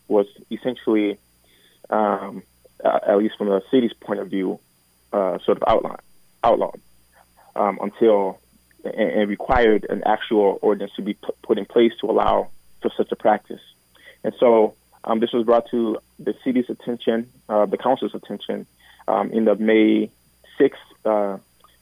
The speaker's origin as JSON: {"language": "English", "town": "Minneapolis", "region": "Minnesota", "country": "United States", "tie": "born or raised there", "also_born_or_lived": "Liberia / St. Francis, Minnesota", "said": "I grew up mostly in North Minneapolis"}